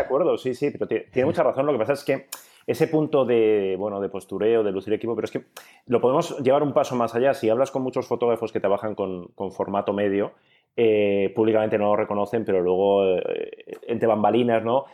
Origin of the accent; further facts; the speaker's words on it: Bilbao, Basque Country, Spain; soy de Bilbao